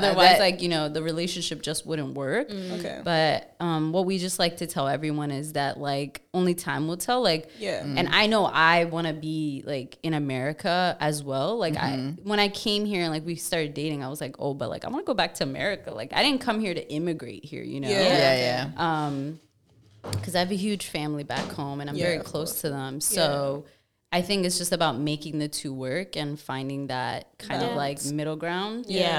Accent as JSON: {"language": "English", "region": "New York", "country": "United States", "said": "I'm a New Yorker. We're very skeptic."}